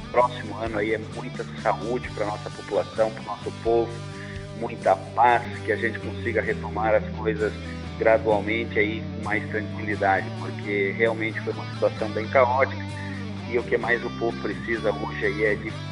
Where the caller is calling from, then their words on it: Chapecó, Santa Catarina, Brazil; Alô, Johnny Camargo. … meu querido. Sou de Chapecó, Santa Catarina.